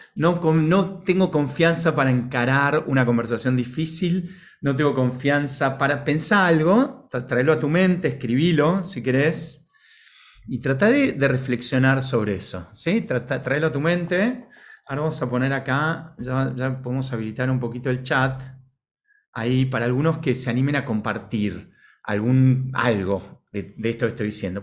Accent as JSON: {"language": "Spanish", "region": "Buenos Aires", "country": "Argentina", "tie": "born or raised there", "said": "sea eh, Buenos Aires en el caso mío"}